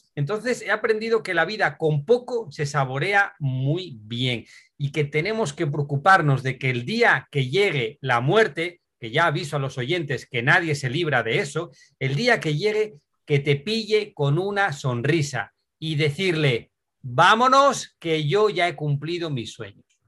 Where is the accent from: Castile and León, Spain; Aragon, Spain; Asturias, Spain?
Asturias, Spain; moved away as an adult; Soy de Asturias